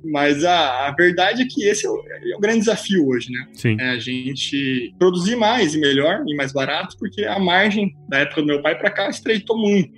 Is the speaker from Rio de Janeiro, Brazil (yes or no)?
no; Cuiabá, Mato Grosso, Brazil; moved away as an adult; also born or lived in Curitiba / Germany; eu nasci em Cuiabá, né? Tenho muito orgulho de ser cuiabano, acima de tudo, mato-grossense.